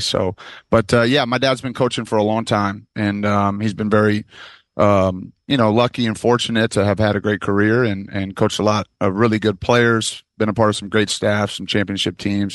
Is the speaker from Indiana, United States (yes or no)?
no; Michigan, United States; I'm from Michigan